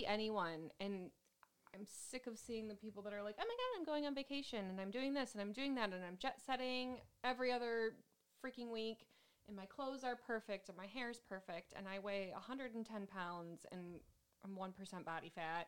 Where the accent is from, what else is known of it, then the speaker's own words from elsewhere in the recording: Metro Detroit, Michigan, United States; we are from Metro Detroit in Michigan. We're like 40 minutes north of Detroit